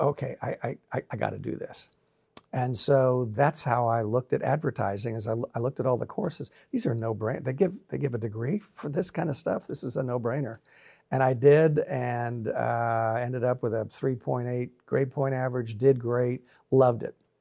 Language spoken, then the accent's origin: English; Florida, United States; also born or lived in Brooklyn, New York; now in Nashville, United States; moved to Florida.